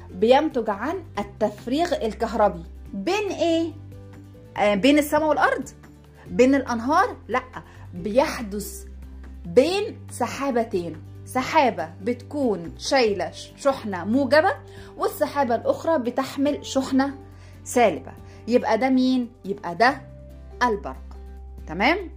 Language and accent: Arabic; Sudan; عندنا في السودان بنقول عليها الصقعه يعني ايه بنقلب العين مكان مكان القاف طبعا باختلاف القاف بتتقلب لجيم في اللهجه السودانيه بتاعتنا